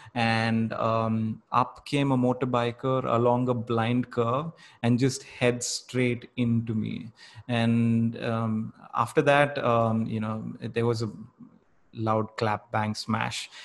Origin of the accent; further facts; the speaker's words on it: Bangalore, Karnataka, India; growing up in Bangalore